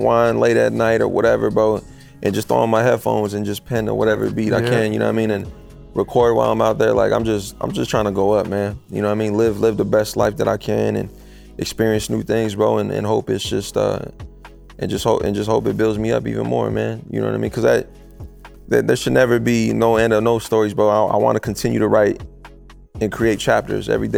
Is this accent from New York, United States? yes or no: no; Phoenix, Arizona, United States; I'm from the city, bro. I'm from Phoenix. I'm from Arizona